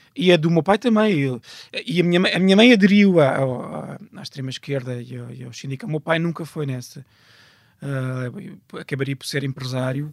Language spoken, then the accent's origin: Portuguese; Loures, Lisbon, Portugal; also born or lived in Odivelas; o meu bairro, é um, Portela da Azóia, Santiria da Azóia, ao pé de Pires Costo, Jerónimo de Souza, toda a gente lá passou porque eu nasci a 20 metros da A1